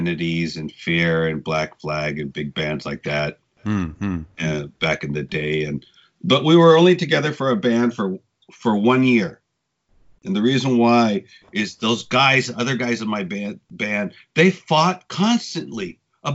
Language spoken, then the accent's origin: English; Ventura, California, United States; moved away as an adult; also born or lived in Los Angeles; now in Japan; I'm from Ventura